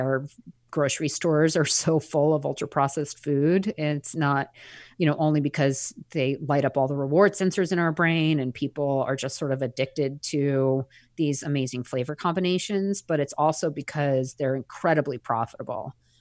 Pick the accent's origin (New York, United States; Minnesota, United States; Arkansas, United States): New York, United States; Eastern Long Island; I grew up on Eastern Long Island